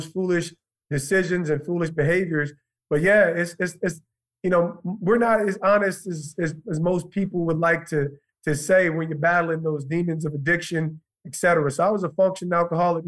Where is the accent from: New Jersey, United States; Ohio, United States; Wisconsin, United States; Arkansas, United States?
New Jersey, United States; Montclair; also born or lived in Livingston, New Jersey / East Orange, New Jersey; I'm an East Orange, Montclair kid. Commuted into Montclair when I was 10 years old. Definitely changed my life. So I say I'm from Montclair.